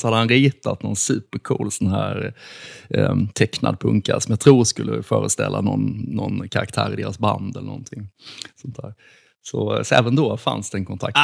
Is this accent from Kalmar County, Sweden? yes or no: no; Karlshamn, Blekinge, Sweden; i min hemstad Karlshamn